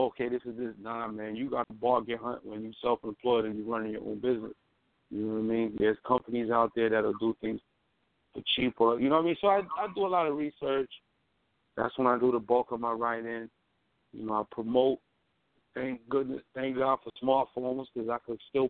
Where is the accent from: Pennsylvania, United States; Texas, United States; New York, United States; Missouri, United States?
New York, United States; New York City; I'm from Brooklyn, New York